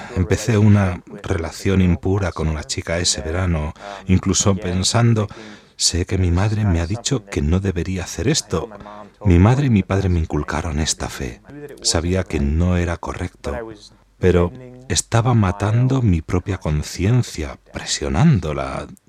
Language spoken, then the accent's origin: Spanish; Michigan, United States; Soy de Estados Unidos, diócesis de Michigan